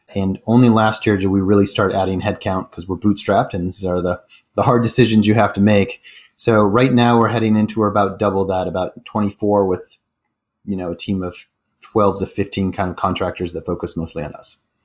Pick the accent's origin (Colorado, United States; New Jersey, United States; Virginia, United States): Colorado, United States; Denver; moved away as an adult; also born or lived in San Francisco / Chicago / Rio de Janeiro / Santiago, Chile; I grew up in Denver, Colorado, which is where I live again